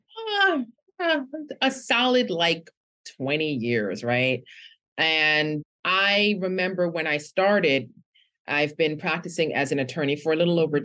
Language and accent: English; New York City, New York, United States; I'm from Brooklyn in New York